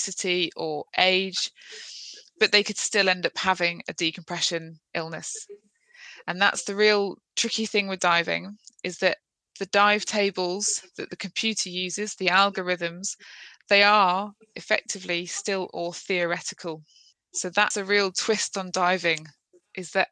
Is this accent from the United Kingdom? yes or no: yes; Midlands, United Kingdom; moved away as an adult; now in Plymouth, United Kingdom; I'm from the Midlands